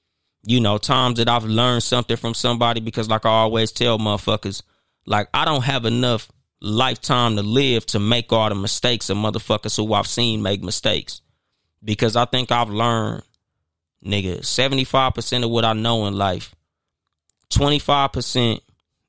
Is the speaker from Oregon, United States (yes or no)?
no; Compton, California, United States; yeah, I'm from Compton.